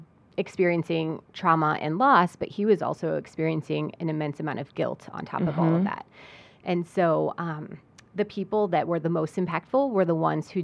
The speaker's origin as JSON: {"language": "English", "town": "Geneseo", "region": "New York", "country": "United States", "tie": "born or raised there", "said": "I love our town. And I grew up in Geneseo, and it's an amazing place."}